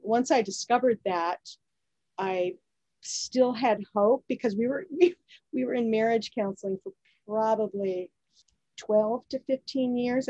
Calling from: Annapolis, Maryland, United States; Oh, I'm calling you from Annapolis, Maryland.

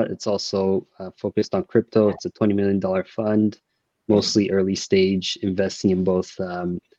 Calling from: Los Angeles, California, United States; Dialing in from rainy LA.

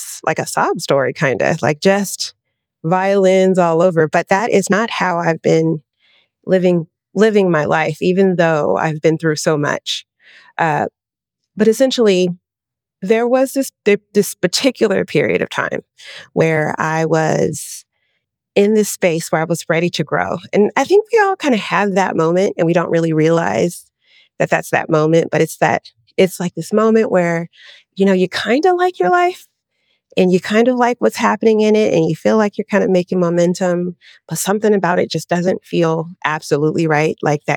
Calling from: Los Angeles, California, United States; I'm in Los Angeles, California.

